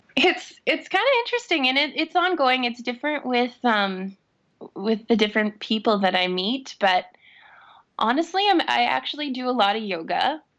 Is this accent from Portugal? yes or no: no; Saskatoon, Saskatchewan, Canada; I'm born and raised in Saskatoon.